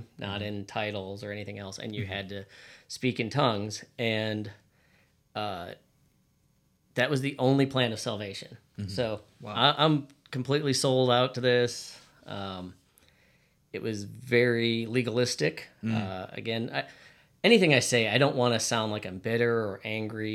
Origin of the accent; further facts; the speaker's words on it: Beloit, Wisconsin, United States; my dad's barbershop is in downtown of my hometown, Beloit, Wisconsin, and it is 3 blocks from Illinois